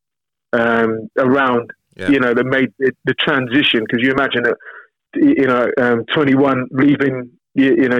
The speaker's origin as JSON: {"language": "English", "region": "London", "country": "United Kingdom", "tie": "born or raised there", "also_born_or_lived": "Camberley, Surrey", "said": "I was born in South London. Spent our kind of early childhood around South London, and then teenage years I grew up just outside of London in a place called Camberley"}